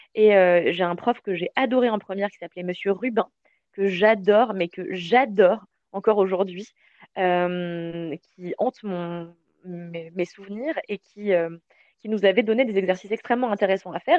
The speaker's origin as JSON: {"language": "French", "town": "Levallois-Perret", "region": "Île-de-France", "country": "France", "tie": "born or raised there", "also_born_or_lived": "Mauritius", "said": "quand j'étais petite, j'habitais à Levallois"}